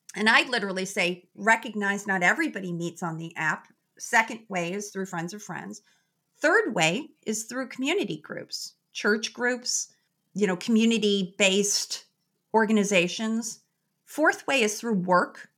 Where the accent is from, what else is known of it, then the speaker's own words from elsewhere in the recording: Chicago, Illinois, United States; I am originally born and raised in Chicago